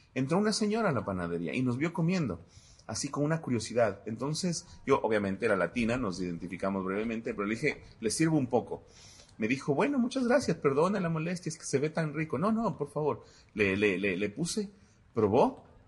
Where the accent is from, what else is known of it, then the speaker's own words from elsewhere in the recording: Quito, Pichincha, Ecuador; also born or lived in New York, United States; yo soy ecuatoriano, vengo desde la ciudad de Quito